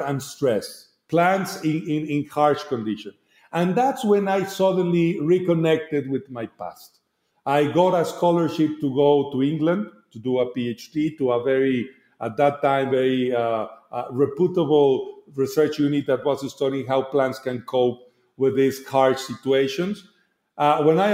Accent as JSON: {"language": "English", "town": "Guadalajara", "region": "Jalisco", "country": "Mexico", "tie": "born or raised there", "second_language": "English", "moved": "yes", "lives_now": "Mexico City, Mexico", "said": "I am from Guadalajara. I grew up having relatively close industry of agave."}